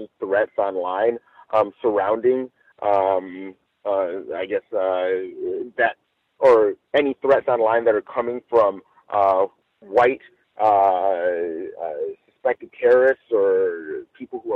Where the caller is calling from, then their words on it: Los Angeles, California, United States; I'm calling live from Los Angeles